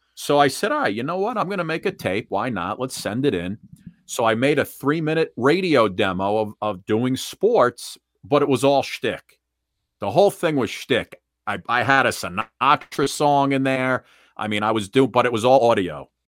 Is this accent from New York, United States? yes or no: yes; suburbs of New York, United States; always in the suburbs of New York, and, uh, the beautiful thing is I never, uh, I never had to leave town to start my broadcasting career.